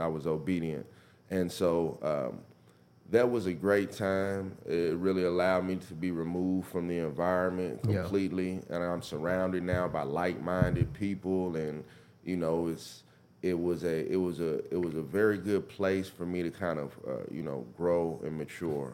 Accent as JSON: {"language": "English", "region": "Mississippi", "country": "United States", "tie": "born or raised there", "also_born_or_lived": "Memphis, Tennessee", "said": "I grew up in Bend County, Mississippi. So it's right outside of Holly Springs"}